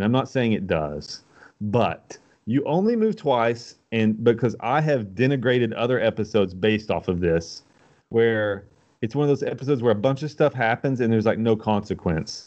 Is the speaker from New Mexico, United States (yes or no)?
no; Knoxville, Tennessee, United States; I'm from Knoxville